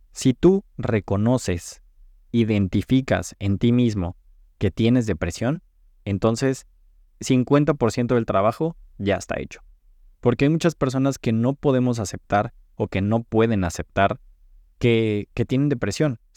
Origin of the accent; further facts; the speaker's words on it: Cancún, Quintana Roo, Mexico; now in Los Angeles, United States; estaba creciendo en, Cancún, yo vengo de Cancún, me mudé a Los Ángeles